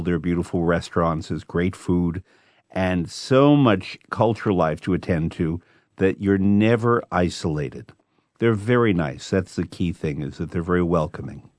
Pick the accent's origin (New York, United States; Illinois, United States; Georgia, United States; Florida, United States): New York, United States; I'm from New York